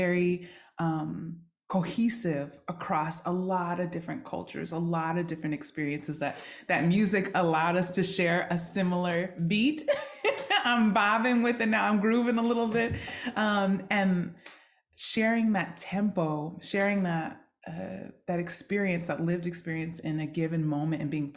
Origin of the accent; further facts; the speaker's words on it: Seattle, Washington, United States; also born or lived in Yokohama, Japan; I grew up in Seattle, Washington, occupied Duwamish territory.